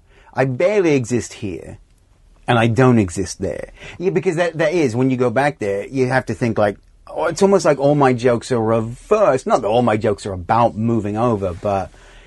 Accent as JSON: {"language": "English", "town": "Los Angeles", "region": "California", "country": "United States", "also_born_or_lived": "Australia", "said": "I'm from L.A."}